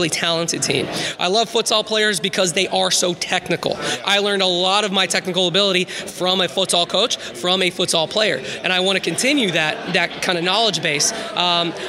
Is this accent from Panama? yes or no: no; Tampa, Florida, United States; moved away; I'm from Tampa originally